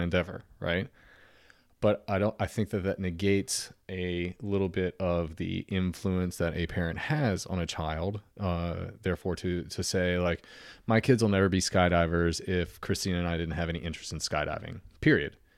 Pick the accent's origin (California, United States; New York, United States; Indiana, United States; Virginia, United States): Virginia, United States; Norfolk; the house that I grew up in Norfolk, ninety-six thirty Hammond Parkway